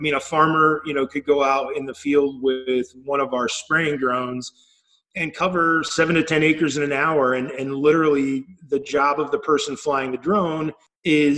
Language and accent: English; Indiana, United States; now in Illinois, United States; We grew up together in Indiana since we were like 5 years old